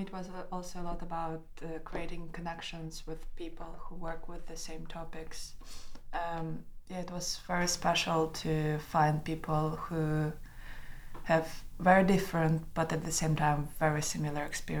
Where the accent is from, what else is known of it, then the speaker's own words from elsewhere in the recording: Belarus; moved away as an adult; now in Oslo, Norway; I'm from Belarus, but I moved to Oslo a year ago to study at the National Academy of Arts.